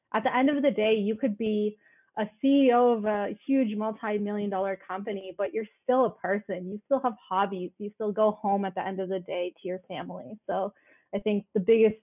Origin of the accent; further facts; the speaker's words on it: Canada; I'm a first generation. I was born in Canada. My parents are from India